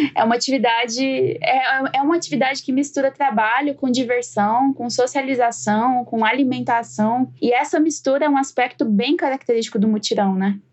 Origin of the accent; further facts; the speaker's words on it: Jataí, Goiás, Brazil; lá em Goiás, né, de onde eu venho